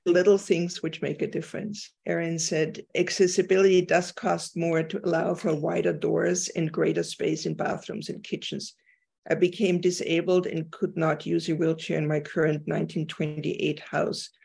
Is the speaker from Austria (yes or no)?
yes; Austria; moved away; I'm from Austria